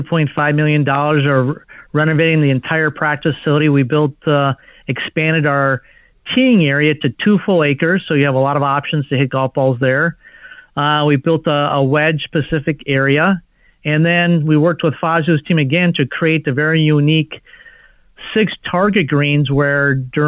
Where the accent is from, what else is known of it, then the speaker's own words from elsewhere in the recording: Minnesota, United States; also born or lived in Dallas / Costa Rica; now in Orlando, United States; I grew up in Minnesota